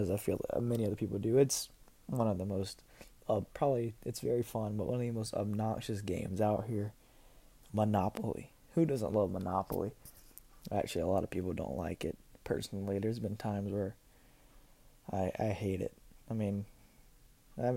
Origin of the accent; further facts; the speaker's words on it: South Carolina, United States; I'm from South Carolina